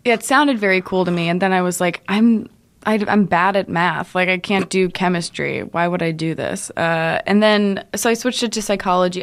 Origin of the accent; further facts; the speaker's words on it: Cincinnati, Ohio, United States; also born or lived in Brooklyn, New York; now in New York City, United States; I'm from Cincinnati, but mm. um, I was in like I was in an area called Westchester, just outside of Cincinnati, and it's very farmy, less farmy than when I was a kid. But when I was growing up, we lived on a farm.